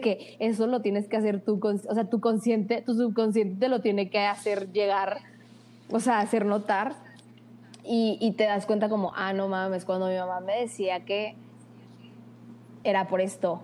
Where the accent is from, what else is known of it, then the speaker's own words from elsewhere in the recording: Torreón, Coahuila, Mexico; also born or lived in Monterrey; somos de Torreón. Lagunera 100%.